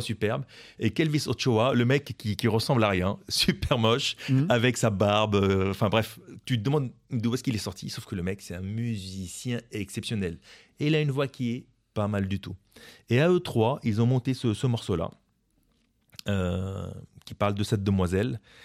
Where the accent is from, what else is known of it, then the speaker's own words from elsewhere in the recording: France; en tant que Français, je comprenais pas trop l'espagnol